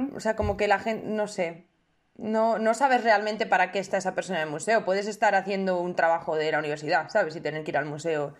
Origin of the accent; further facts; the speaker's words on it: Madrid, Community of Madrid, Spain; yo vengo de Madrid